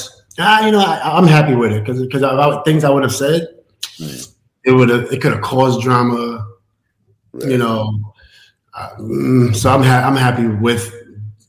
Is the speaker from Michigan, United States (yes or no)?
no; New York City, New York, United States; I'm from Queensbridge. So, like, this is where hip hop is probably it's very recognized